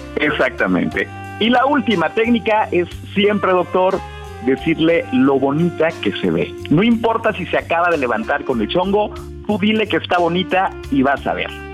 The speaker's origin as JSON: {"language": "Spanish", "region": "Los Altos de Jalisco", "country": "Mexico", "said": "yo soy de los Altos de Jalisco, entonces soy, soy un güero"}